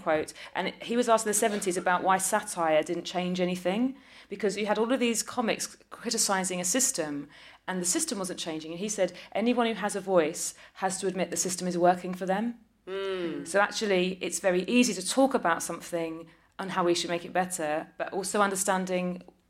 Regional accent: Ireland; I'm an Irish person. Obsessed with the potatoes.

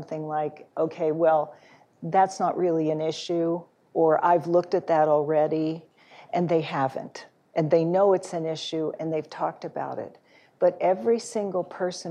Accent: Phoenix, Arizona, United States; I'm from Phoenix

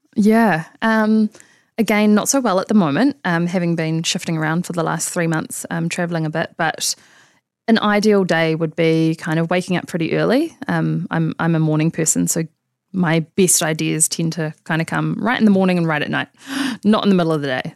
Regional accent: Auckland, New Zealand; also born or lived in London / Sydney; I grew up in Auckland. Um, so I went to high school here

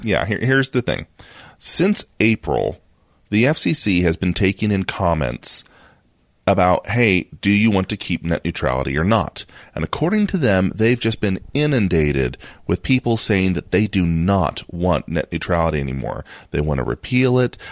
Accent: United States; we're American

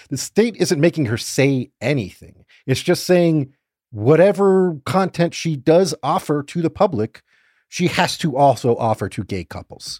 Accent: Fort Lauderdale, Florida, United States; growing up in Fort Lauderdale

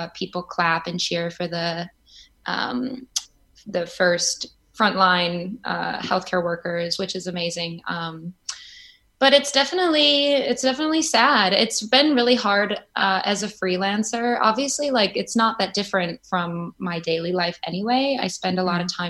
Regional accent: Chicago, Illinois, United States; now in New York, United States; And I'm from Chicago.

